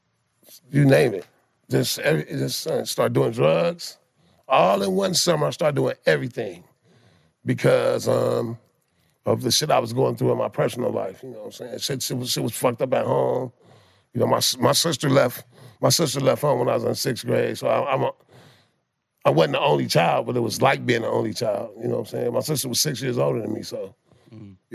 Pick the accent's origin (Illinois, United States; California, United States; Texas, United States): California, United States; Compton; I'm from Compton, California.